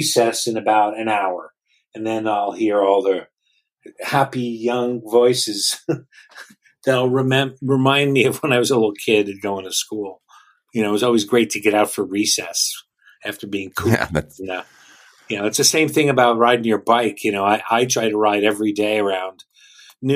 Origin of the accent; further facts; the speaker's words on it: Jersey Shore, New Jersey, United States; moved away as an adult; also born or lived in West Coast (university); I grew up in the Jersey Shore area, about an hour from New York City